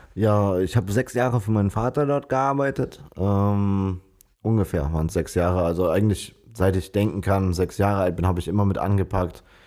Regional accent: Bonn, North Rhine-Westphalia, Germany; Wir sind beide Bonner, hier geboren, äh, aufgewachsen, zur Schule gegangen

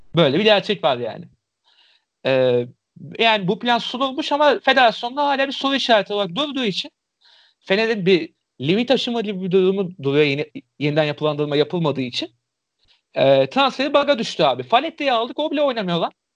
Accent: Istanbul, Turkey; Bayram Paşalıyım

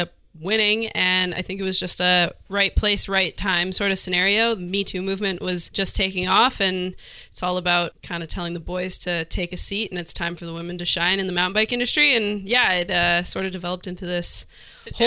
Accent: West Vancouver, British Columbia, Canada; So I grew up on the North Shore.

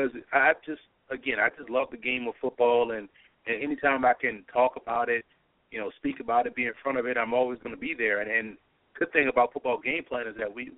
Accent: New Orleans, Louisiana, United States; also born or lived in Lafayette, Louisiana; I grew up in New Orleans.

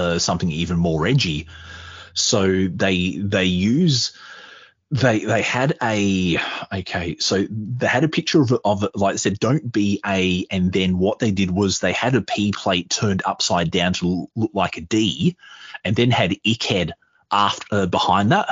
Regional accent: Australia; being Australian

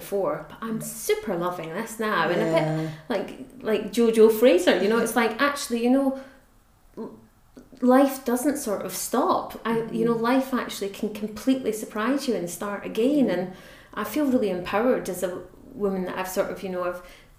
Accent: United Kingdom; As is British, we're more reserved than that.

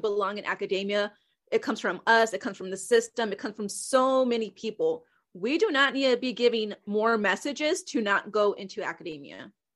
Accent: Houston, Texas, United States; moved away; I was from Houston.

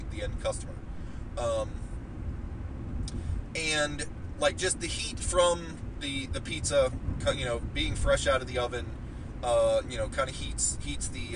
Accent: Martins Ferry, Ohio, United States; Growing up, there was a pizza place in my hometown of Martins Ferry, Ohio

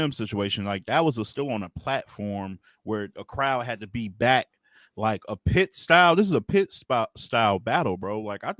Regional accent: Detroit, Michigan, United States; And I'm from Detroit, man. I'm from the city, man.

